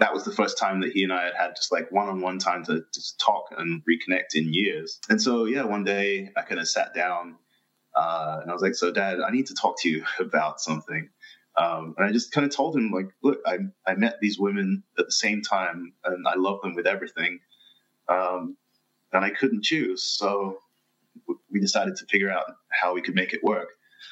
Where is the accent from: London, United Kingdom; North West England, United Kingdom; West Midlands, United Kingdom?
London, United Kingdom; moved away; I'm originally from London